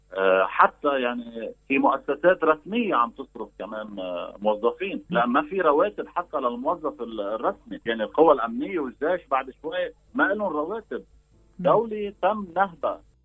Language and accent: Arabic; Lebanon; نحن كشعب لبناني